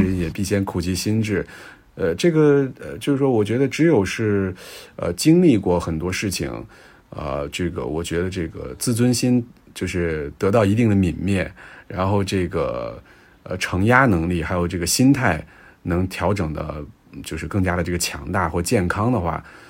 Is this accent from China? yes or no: yes; China; 咱们国家